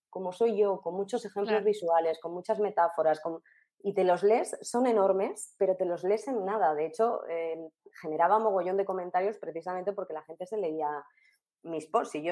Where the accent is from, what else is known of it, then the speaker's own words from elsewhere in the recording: Castilla-La Mancha, Spain; Exacto, yo soy manchega.